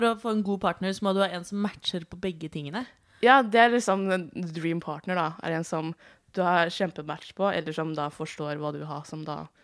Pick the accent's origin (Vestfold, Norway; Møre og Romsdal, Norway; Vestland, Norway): Vestfold, Norway; Sande; Jeg er også 28 år gammel. Pipipi. Jeg er eh, lesbisk kvinne fra Sande i Vestfold.